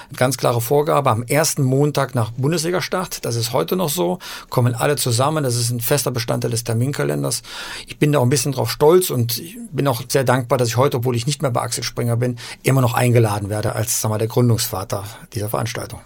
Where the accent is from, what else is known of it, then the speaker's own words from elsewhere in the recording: Eifel, North Rhine-Westphalia, Germany; moved away as an adult; also born or lived in Aachen / Halle an der Saale / Munich; now in Hamburg, Germany; Ich bin ja in Aachen geboren und in der Eifel aufgewachsen